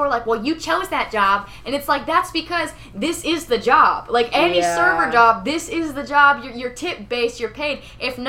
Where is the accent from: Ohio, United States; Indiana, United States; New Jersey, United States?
New Jersey, United States; moved away; I'm from Jersey